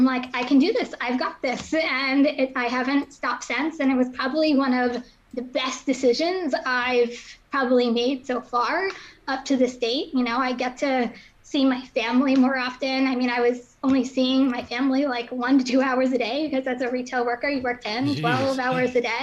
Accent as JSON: {"language": "English", "town": "Somerville", "region": "New Jersey", "country": "United States", "tie": "born or raised there", "also_born_or_lived": "Pennsylvania", "said": "I grew up in Somerville, New Jersey, which is like central Jersey by like the Bridgewater area. So I was born and raised there."}